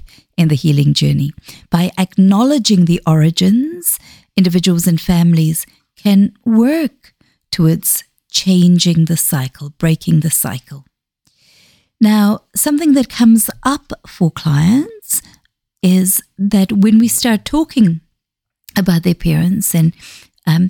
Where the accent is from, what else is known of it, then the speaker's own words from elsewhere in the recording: South Africa; first language Xhosa; English is a second language; also born or lived in Zambia; now in Dunedin, New Zealand; I grew up in South Africa.